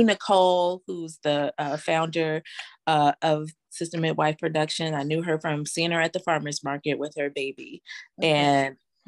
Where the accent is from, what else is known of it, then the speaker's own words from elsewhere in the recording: Philadelphia, Pennsylvania, United States; moved away as an adult; now in New Orleans, United States; I am originally from Philadelphia. I am currently living in New Orleans.